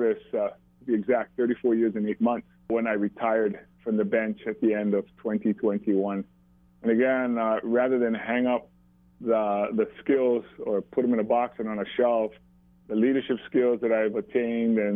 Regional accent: Maui, Hawaii, United States; live here on Maui when I grew up

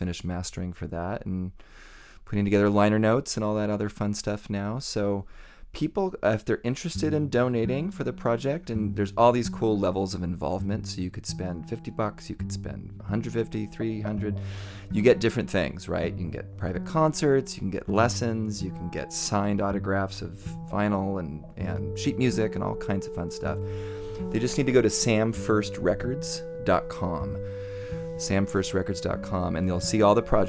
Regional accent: Los Angeles, California, United States; my hometown, general hometown

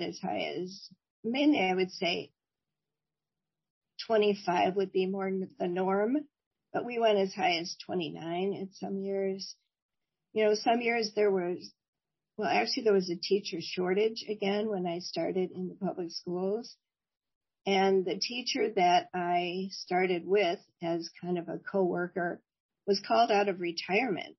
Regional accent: Oak Park, Illinois, United States; I grew up in Oak Park, Illinois, a suburb of Chicago

